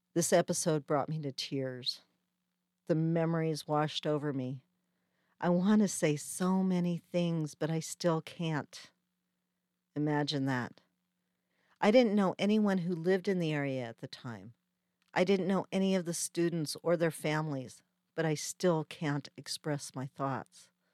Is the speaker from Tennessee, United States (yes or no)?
no; Colorado, United States; moved away as an adult; also born or lived in Wyoming; I'm originally from Colorado and I was living in Wyoming at the time